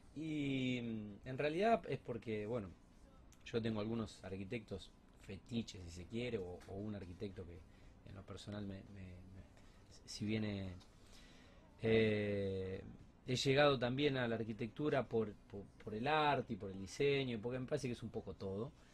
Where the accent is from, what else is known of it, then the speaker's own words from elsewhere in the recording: Argentina; somos argentinos